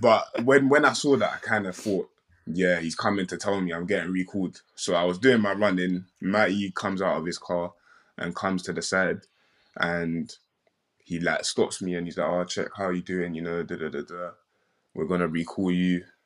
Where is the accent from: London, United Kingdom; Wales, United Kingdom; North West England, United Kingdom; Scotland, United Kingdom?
London, United Kingdom; I'm from South London